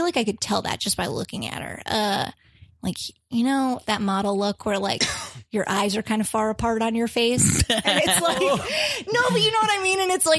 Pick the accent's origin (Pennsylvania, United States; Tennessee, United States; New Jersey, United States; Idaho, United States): Pennsylvania, United States; close to Gettysburg and Harrisburg, central; moved away; I'm from Pennsylvania. Okay. And yeah, I lived there all my life.